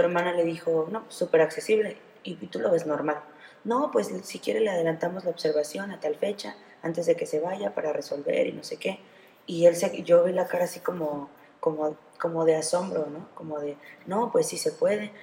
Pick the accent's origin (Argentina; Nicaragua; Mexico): Mexico; nuestra economía no puede ser buena, nuestro gobierno no puede ser bueno